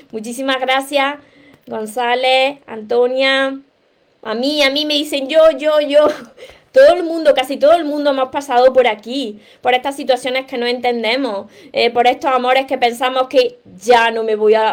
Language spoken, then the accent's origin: Spanish; Venezuela; now in Ecuador; Soy venezolana, estoy en Ecuador, pronto me voy de Venezuela.